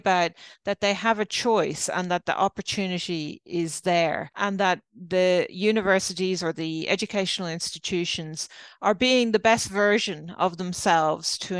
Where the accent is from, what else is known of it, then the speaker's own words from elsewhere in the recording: Ireland; moved away as an adult; now in Australia; you probably tell by my accent, I'm not Australian, I'm actually Irish